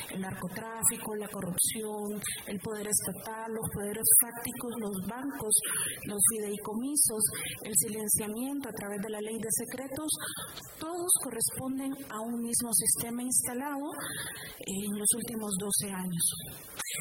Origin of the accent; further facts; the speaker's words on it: Honduras; yo vengo de Honduras ese país con forma de corazón extendido que une las dos Américas